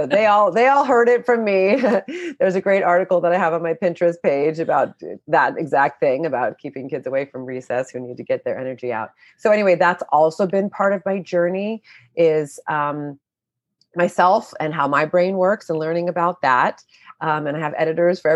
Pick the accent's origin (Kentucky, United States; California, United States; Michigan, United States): California, United States; Oakland; I grew up in Oakland, in California